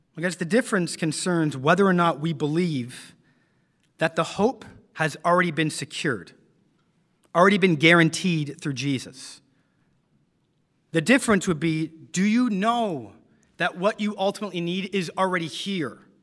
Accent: London, Ontario, Canada; moved away; my hometown of London, Ontario, Canada

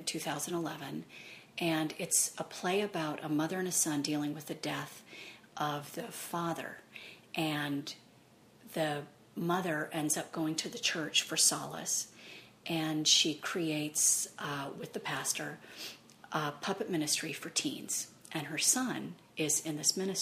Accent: Deep South, United States; moved away; I come from the Deep South

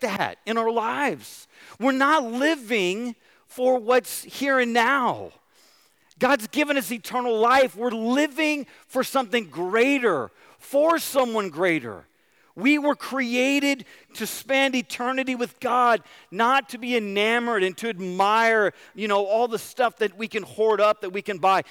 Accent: United States; as American Christians

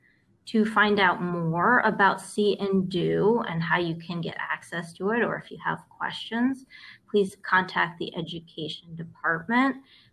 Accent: Oakland, California, United States; also born or lived in London / Los Angeles / Central Coast; now in Palm Springs, United States; I'm from the Bay Area. I grew up in Oakland, and I've lived all over. I've lived abroad in London, and I made my way back to California for warmer weather. I've lived in LA, I've lived in the Central Coast, and now I'm here in happy Palm Springs

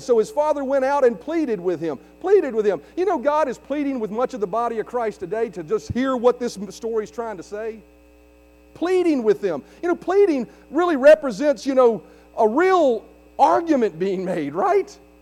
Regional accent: United States; there's a greater lineage that I have in my life than just being an American or being Eastern Europeish

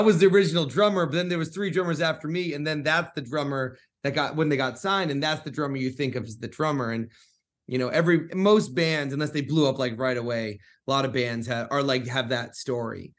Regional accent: Maine, United States; moved away as an adult; now in Florida, United States; I'm originally from Maine. I moved down here, uh, for college

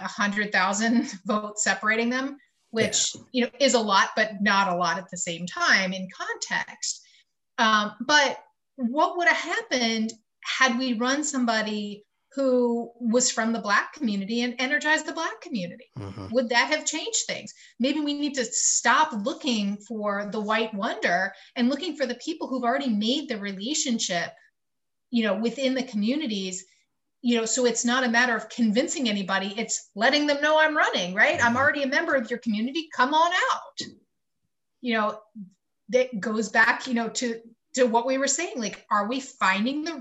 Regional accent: North Carolina, United States; I'm from North Carolina

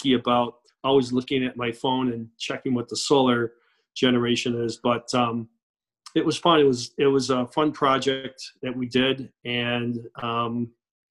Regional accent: Rochester, New York, United States; I grew up in Rochester, New York

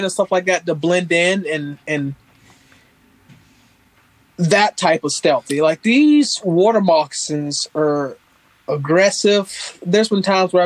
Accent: Northeast Florida, United States; I grew up in Northeast Florida

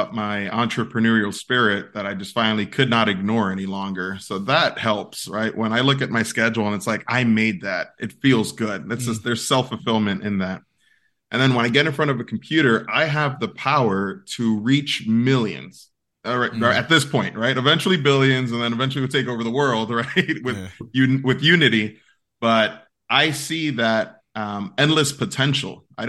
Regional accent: New York City, New York, United States; moved away; also born or lived in Orlando; To Puerto Rican parents in the South Bronx, across the street from the Yankee Stadium on 161st, and then we moved to Orlando.

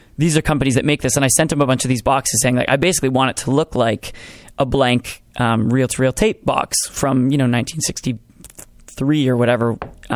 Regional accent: Brandon, Manitoba, Canada; moved away as an adult; now in Winnipeg, Canada; I grew up in Brandon, Manitoba.

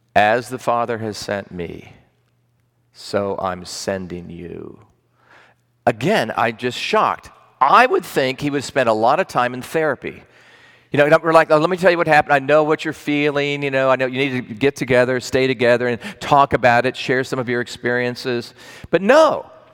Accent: Massachusetts, United States; I'm from Massachusetts

